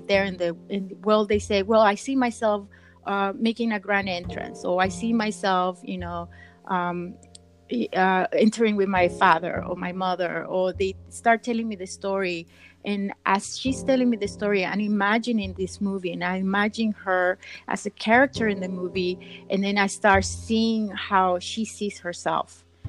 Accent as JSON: {"language": "English", "country": "Nicaragua", "moved": "yes", "lives_now": "United States", "said": "I'm from originally from Nicaragua"}